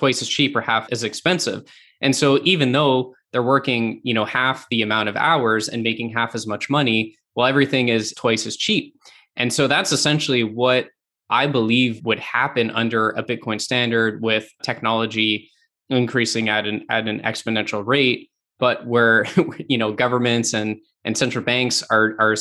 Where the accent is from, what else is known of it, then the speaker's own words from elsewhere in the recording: Canada; I'm from Canada